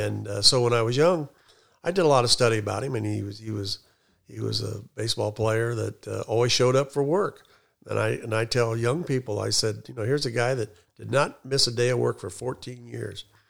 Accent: Elwood, Indiana, United States; also born or lived in Anderson, Indiana; I was born in Anderson, but quickly moved to Elwood

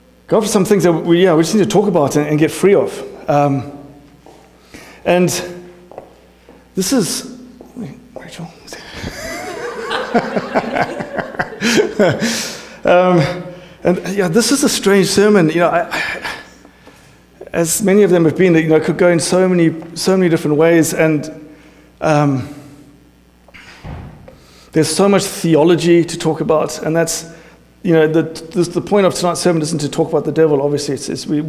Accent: South Africa; moved away; I'm South African English

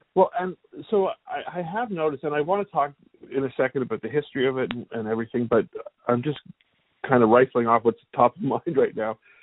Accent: Canada; now in United States; I'm originally from Canada

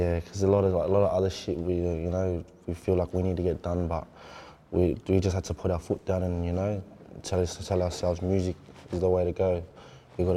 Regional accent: Sydney, New South Wales, Australia; being from Mountie

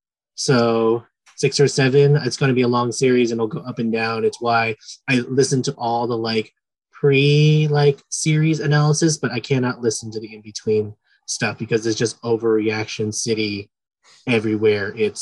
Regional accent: San Francisco, California, United States; I have had the fortune of being a native San Franciscan.

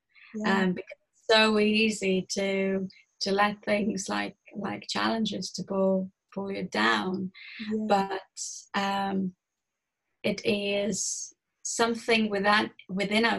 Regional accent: Estonia; moved away; I'm originally from Estonia. It is a very small country in Europe. And I was born to a very poor family.

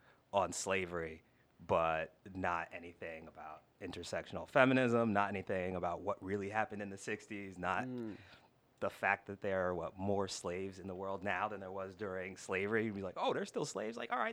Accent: New York, United States; born there; also born or lived in New Jersey; now in Houston, United States; I've lived in Houston about 8 years. I moved from New Jersey. I was born up there in New York.

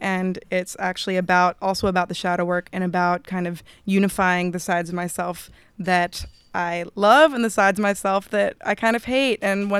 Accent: Italy; born there; I was born in Italy, and my dad lives in Italy, so I have EU citizenship.

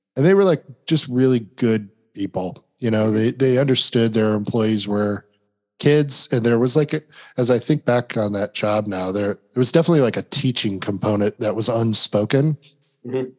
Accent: Milan, Illinois, United States; moved away as an adult; now in Knoxville, United States; I grew up in the Quad Cities in Milan, Illinois.

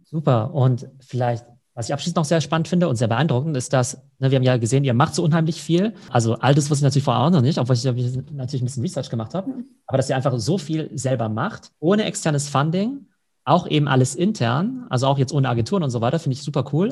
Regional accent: Germany; bei uns in Deutschland

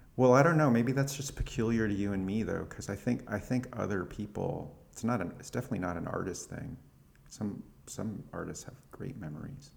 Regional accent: California, United States; now in Brooklyn, United States; I was born in California

